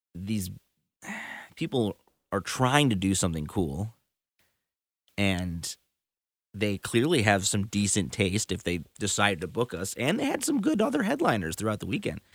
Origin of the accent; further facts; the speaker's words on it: Chicago, Illinois, United States; my hometown in Chicago